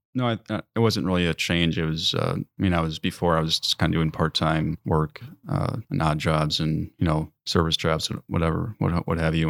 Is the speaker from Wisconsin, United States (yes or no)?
yes; Mequon, Wisconsin, United States; moved away as an adult; now in Door County, Wisconsin, United States; grew up in Mequon, Wisconsin. It's, uh, down in southern Wisconsin, southeast. near Milwaukee